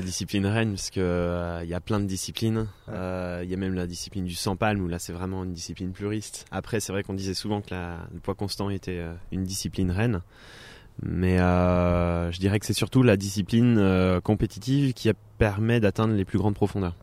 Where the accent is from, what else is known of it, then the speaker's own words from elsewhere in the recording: Thonon-les-Bains, Auvergne-Rhône-Alpes, France; moved away as an adult; now in Annecy, France; je suis originaire de Tonon-les-Bains où et maintenant je vis à Annecy depuis 2011